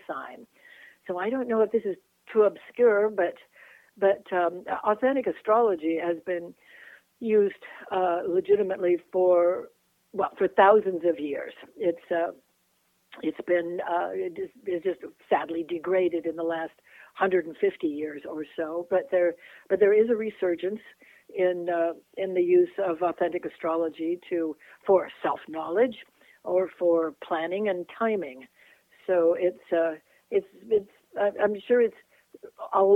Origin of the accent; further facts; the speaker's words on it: Puget Sound area, Washington, United States; now in Arizona, United States; I grew up in the Puget Sound area of Washington State